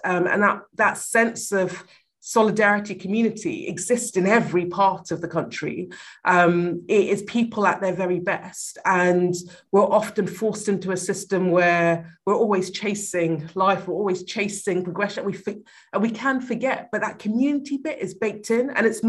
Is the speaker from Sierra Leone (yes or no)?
yes; Sierra Leone; also born or lived in Liberia; I was born in Liberia and then moved to Sierra Leone. So my dad's Liberian, my mom's Sierra Leonean, and me and my brothers were from both countries.